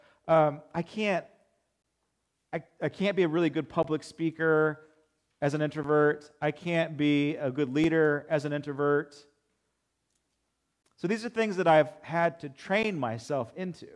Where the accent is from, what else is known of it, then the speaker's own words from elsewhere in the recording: Alta Loma, California, United States; growing up in Altaloma, not a whole lot